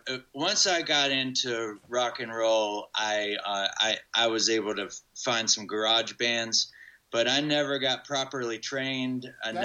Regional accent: Hillsborough, North Carolina, United States; In Hillsborough.

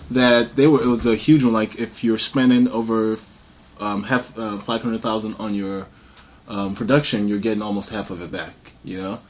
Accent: Detroit, Michigan, United States; now in Chicago, United States; I live in Chicago and I grew up in Detroit.

